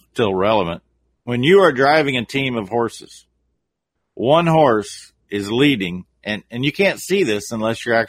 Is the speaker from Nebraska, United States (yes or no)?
yes; Nebraska, United States; born or raised there